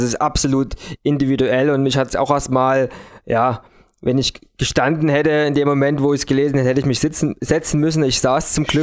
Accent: Dresden, Saxony, Germany; bei uns in Deutschland oder in Dresden

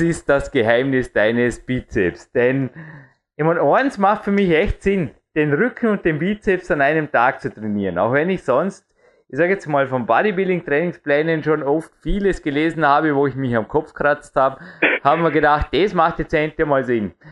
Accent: Vorarlberg, Austria; bei uns in Österreich

